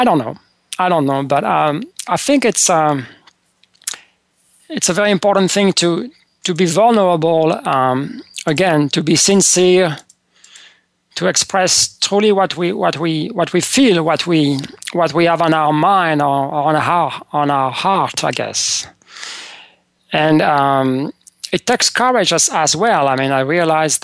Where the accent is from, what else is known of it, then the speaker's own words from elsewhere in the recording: France; moved away as an adult; now in United States; when I was growing up in France